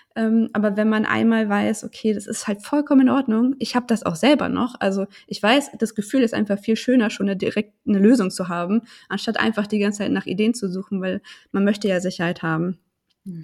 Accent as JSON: {"language": "German", "town": "Hanover", "region": "Lower Saxony", "country": "Germany", "said": "ich komme aus Hannover"}